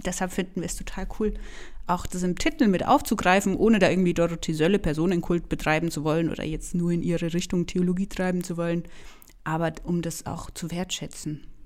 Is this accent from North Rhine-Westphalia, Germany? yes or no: no; Franconia, Bavaria, Germany; accent: Franconian rolled R; ich komme aus Franken, deshalb ist mein R ein bisschen stärker